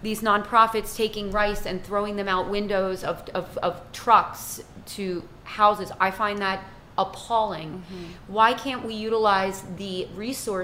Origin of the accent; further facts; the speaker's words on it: United States; now in Haiti; as an American, as an Italian American, I'm not even of Haitian descent